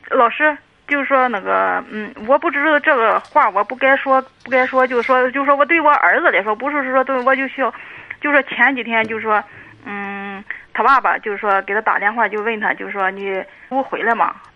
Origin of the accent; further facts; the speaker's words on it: Dezhou, Shandong, China; 我是德州的